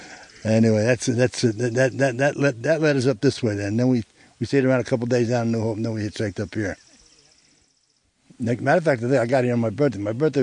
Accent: Newark, New Jersey, United States; moved away; I was born and raised in Newark, New Jersey, but my family had a cottage over in Elk Lake. It's over near Honesdale.

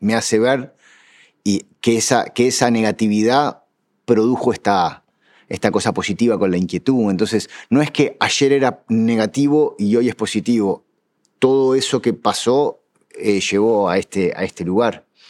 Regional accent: Uruguay; somos uruguayos

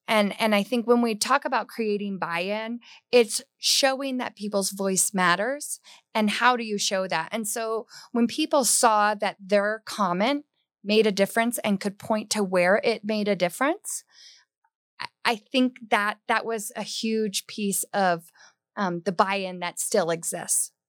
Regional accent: Hawaii, United States; now in Colorado, United States; growing up in Hawaii

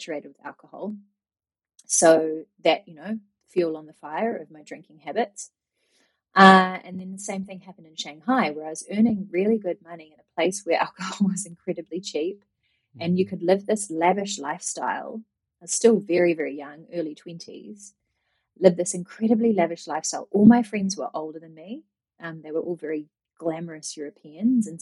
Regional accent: New Zealand; moved away as an adult; also born or lived in Japan; growing up in New Zealand, I had a very social upbringing

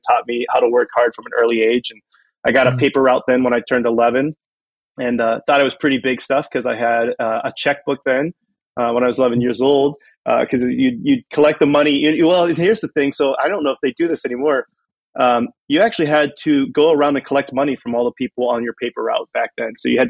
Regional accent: Canton, Ohio, United States; So I grew up in Canton, Ohio, or as we would say when I grew up there, Canton, Ohio, right?

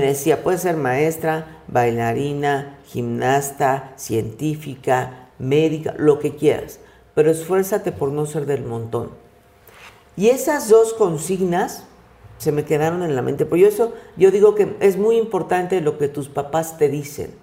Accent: Mexico; Soy mexicana de una familia de clase media

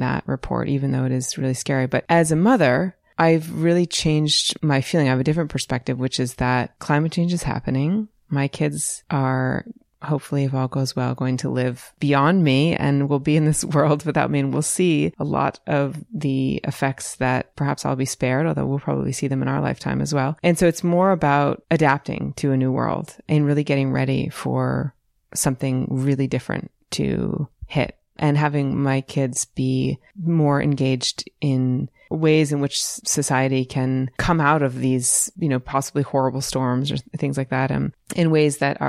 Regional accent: Western Massachusetts, United States; moved away as an adult; now in Johnson, United States; growing up in Western Massachusetts with all the farms in Hadley and in that area

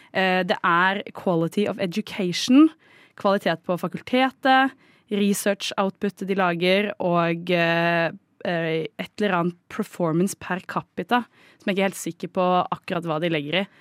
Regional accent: Oslo, Norway; also born or lived in Trondheim; Jeg er jo fra Oslo

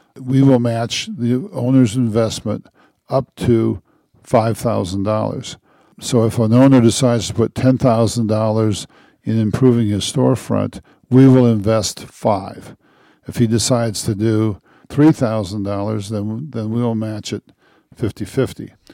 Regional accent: northeast Nebraska, United States; moved away as an adult; also born or lived in Michigan; now in Westcliffe, United States; I grew up in a, uh, small rural town, about the same size of, well, it's about a thousand people, in, uh, northeast Nebraska, on an Indian reservation

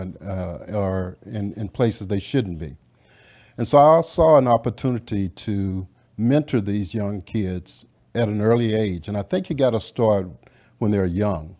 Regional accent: Louisiana, United States; now in Dallas, United States; I grew up in Louisiana.

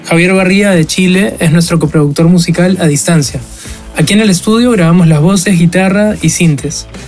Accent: Peru; Somos un dúo de Perú

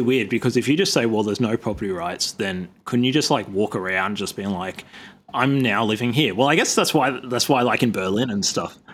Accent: Sydney, New South Wales, Australia; I'm from Sydney, which is, like, ground zero of colonization in, in Australia

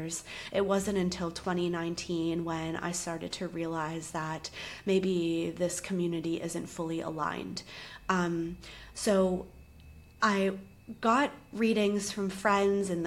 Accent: Charleston, South Carolina, United States; moved away as an adult; also born or lived in New York / Los Angeles; we actually were from the same city in the South, Charleston, and we went to the same college, same year

